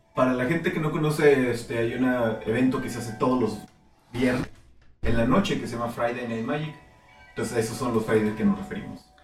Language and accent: Spanish; Mexico; como mexicano